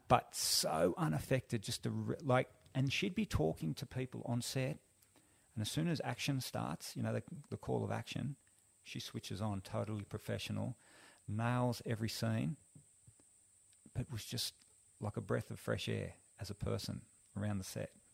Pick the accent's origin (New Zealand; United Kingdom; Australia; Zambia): Australia; Sydney, New South Wales; also born or lived in Central Coast, New South Wales; now in Byron Shire, Australia; I grew up in Western Sydney